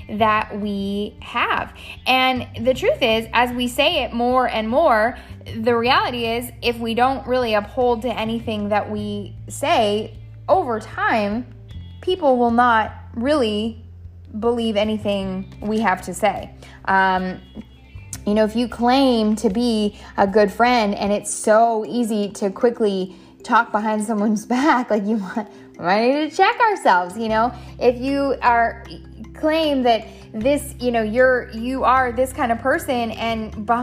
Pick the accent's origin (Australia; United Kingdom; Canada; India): Canada; also born or lived in San Diego, United States; now in South Carolina, United States; I live in South Carolina, born and raised in Canada. Uh, have been migrating my whole life and then somehow migrated really east. Um, I spent the majority of my years in San Diego, California, and now we reside in the beautiful state of South Carolina.